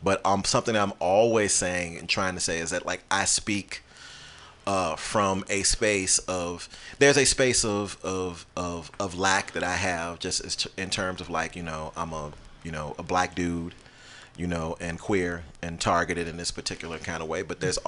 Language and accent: English; United States; I live in the United States. I was born in the United States.